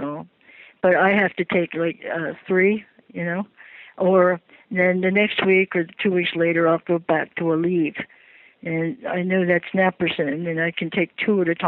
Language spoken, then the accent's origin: English; Baltimore, Maryland, United States; moved away; I'm originally from Baltimore